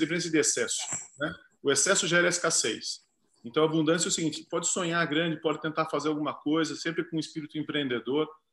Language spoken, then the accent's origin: Portuguese; Sorocaba, São Paulo, Brazil; eu sou de Sorocaba, meu pai, meu pai é diretor da escola